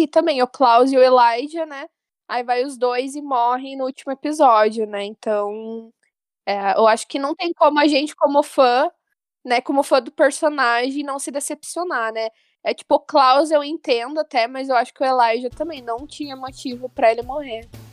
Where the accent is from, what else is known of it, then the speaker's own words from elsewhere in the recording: Porto União, Santa Catarina, Brazil; eu sou do interior de Santa Catarina, mais especificamente Porto União